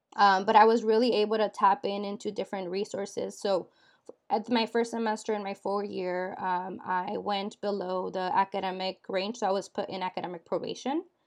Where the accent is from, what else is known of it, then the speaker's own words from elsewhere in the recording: Dixon, California, United States; I grew up in Dixon, California